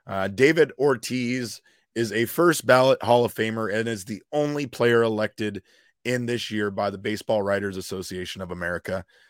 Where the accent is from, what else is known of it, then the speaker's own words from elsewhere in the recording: Puerto Rico; I'm Puerto Rican.